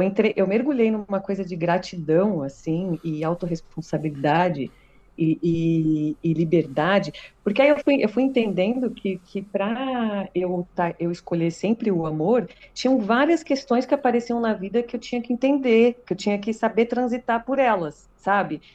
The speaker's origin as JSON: {"language": "Portuguese", "region": "São Paulo", "country": "Brazil", "said": "eu sou paulistana"}